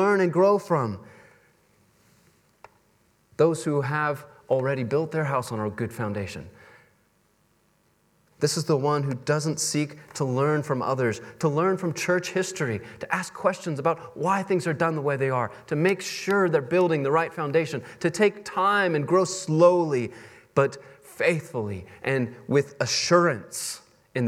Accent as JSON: {"language": "English", "region": "Texas", "country": "United States", "moved": "yes", "said": "I come from Texas"}